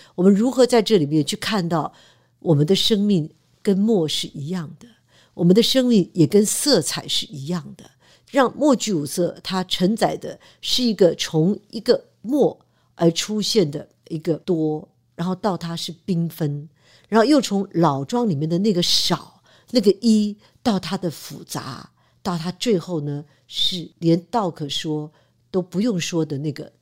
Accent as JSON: {"language": "Chinese", "country": "Taiwan", "tie": "born or raised there", "also_born_or_lived": "United States", "said": "我在台湾出生、成长"}